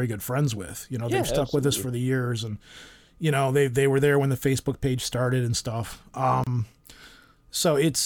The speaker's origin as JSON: {"language": "English", "country": "United States", "said": "I'm American"}